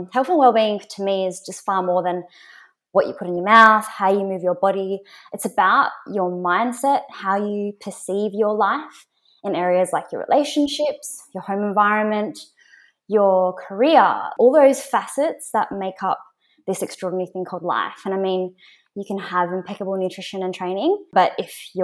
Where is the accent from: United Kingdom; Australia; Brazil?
Australia; Perth, Western Australia; moved away as an adult; So I'm originally from Perth. So I moved here about 3 years ago.